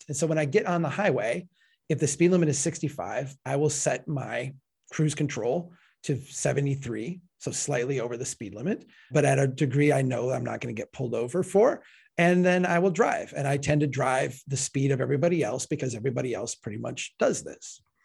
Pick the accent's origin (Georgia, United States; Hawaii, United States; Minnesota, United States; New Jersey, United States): Minnesota, United States; Falcon Heights, Minnesota, my home state